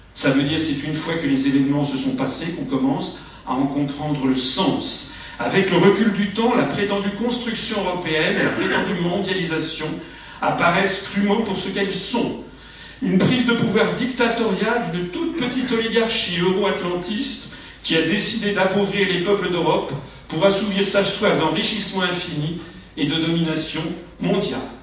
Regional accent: France; je suis français

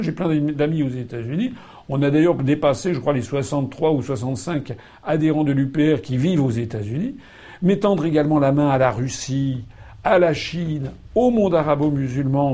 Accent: France; je suis français

